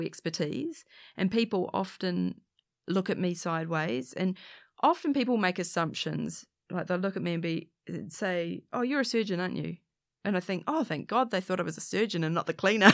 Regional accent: New Zealand; it's in Auckland, Aotearoa, New Zealand, I'm a Kiwi, I'm a Pakeha, this is my, this is my home

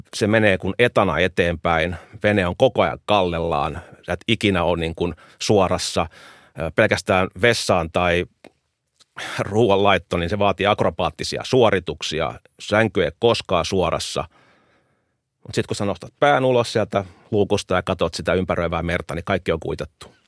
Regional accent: Helsinki, Uusimaa, Finland; Suomi on mun kotimaa, Itämeri on mun kotimeri. Et mä oon koko elämän asunut meren rannalla Helsingissä.

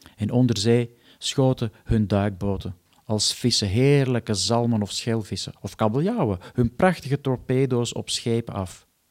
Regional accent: Antwerp, Flanders, Belgium; now in Netherlands; ik woon dan wel in Nederland, maar ik kom natuurlijk gewoon uit Antwerpen

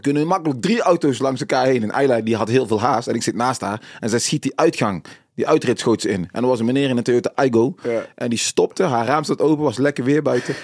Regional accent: North Brabant, Netherlands; also born or lived in Suriname / Tilburg-Noord; woonachtig in Brabant, op, eh, eh, geboren in Suriname, gevlucht uit Suriname, vluchtelingenkamp gezeten, in Nederland aangekomen

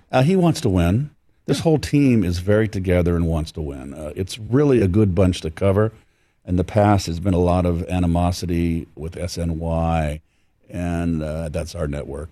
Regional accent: San Francisco, California, United States; I'm from San Francisco

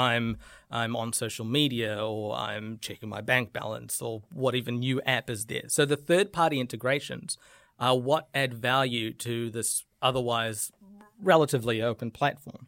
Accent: New Zealand; I'm, I'm very proud of being a New Zealander

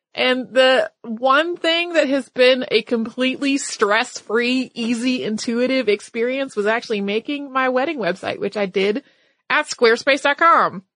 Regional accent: North Carolina, United States; my home state, which is North Carolina

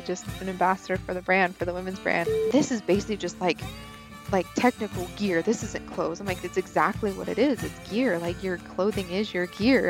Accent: Idaho, United States; I am from Idaho, um, born and raised here

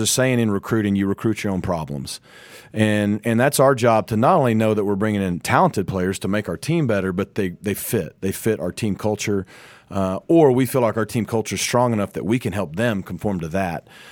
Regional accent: Arkansas, United States; moved away as an adult; now in Dallas, United States; I'm from Arkansas

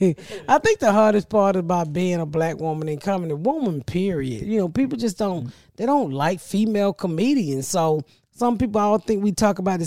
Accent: Atlanta, Georgia, United States; my hometown, Atlanta. I love the fuck out of my city, Atlanta

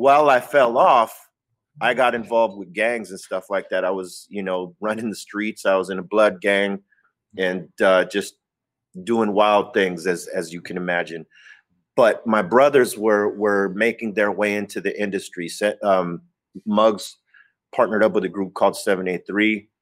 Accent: Los Angeles, California, United States; I was born and raised in Los Angeles

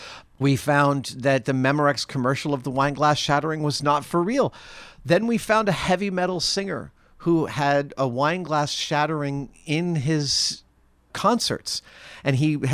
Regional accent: New York, United States; It is partly because I grew up in New York.

